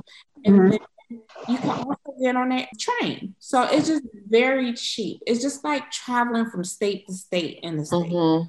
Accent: Cleveland, Ohio, United States; moved away as an adult; also born or lived in Michigan / Washington, D.C.; now in Stuttgart, Germany; I'm originally from Cleveland, Ohio.

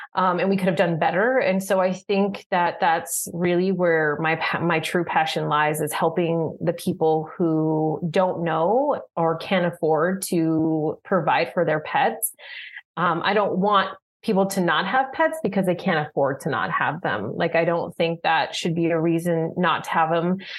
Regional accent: Tucson, Arizona, United States; moved away; I'm born and raised in Tucson

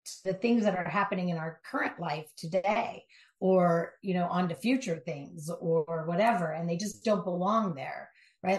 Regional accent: Southern California, United States; Born and raised in Southern California, driving the LA streets

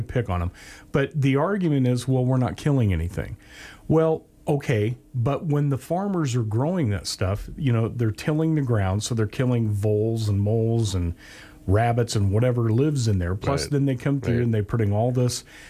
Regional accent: the Northwest, Pacific Northwest, United States; growing up in the Northwest

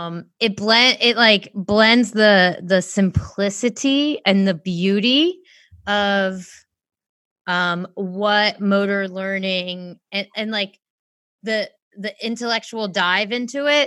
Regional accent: United States; being American

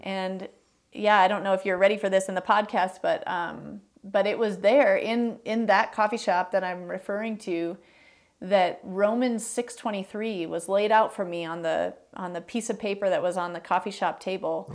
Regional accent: Chicago, Illinois, United States; moved away; also born or lived in Minneapolis, Minnesota / Greenville, South Carolina / Green Bay, Wisconsin; I was born in Minneapolis, um, but I would say I grew up in the suburbs of Chicago.

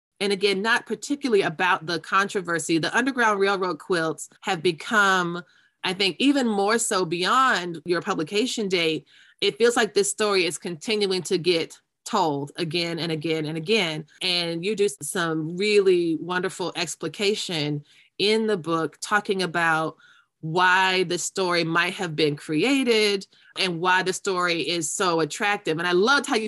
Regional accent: Florida, United States; where I grew up in Florida

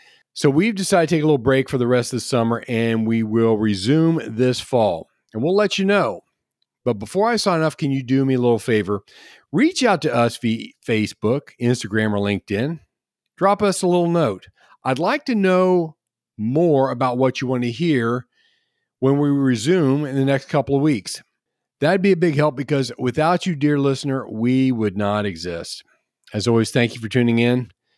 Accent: Cincinnati, Ohio, United States; moved away; one of my hometown shows, which was WKRP in Cincinnati

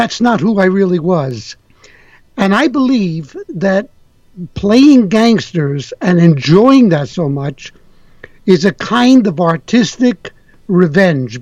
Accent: New York City, New York, United States; moved away as an adult; now in Montreal, Canada; I'm a kid from the Bronx, New York. Grew up in the Bronx

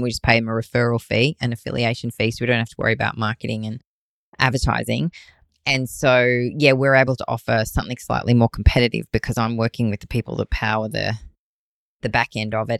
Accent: Australia; I'm an Aussie

